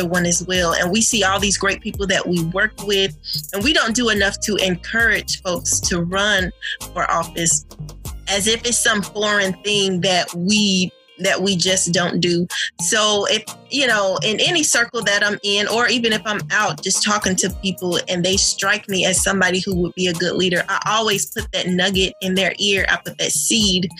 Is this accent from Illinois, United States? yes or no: no; DeKalb County, Georgia, United States; I was raised in DeKalb County, raising my children here.